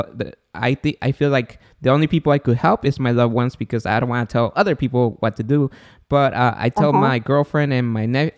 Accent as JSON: {"language": "English", "country": "Guatemala", "moved": "yes", "said": "I'm from Guatemala"}